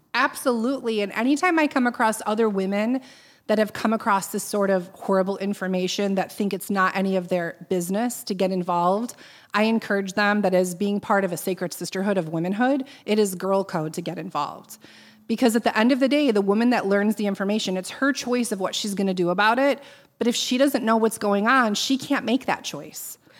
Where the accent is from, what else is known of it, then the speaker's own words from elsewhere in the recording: Boston, Massachusetts, United States; I said, "Boston."